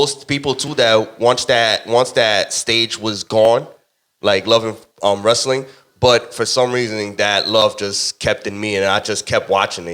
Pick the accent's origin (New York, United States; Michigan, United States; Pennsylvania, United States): New York, United States; New York City; I'm from the Bronx.